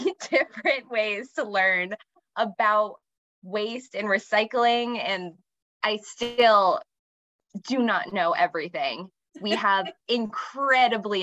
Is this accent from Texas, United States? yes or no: no; Hampton area / Strafford, New Hampshire, United States; also born or lived in Nebraska; My family moved here from Nebraska when I was very young, and I went to school between the Hampton area and then up near Stratford